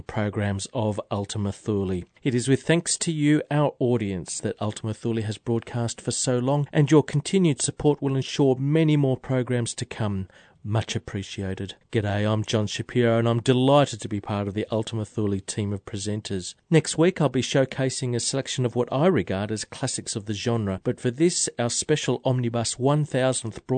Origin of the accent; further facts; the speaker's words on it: Sydney, New South Wales, Australia; my hometown of Sydney